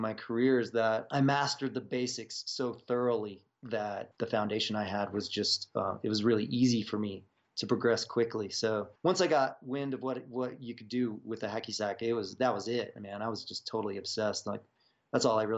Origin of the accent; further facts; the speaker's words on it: Virginia, United States; now in Boulder, Colorado, United States; I was growing up in Virginia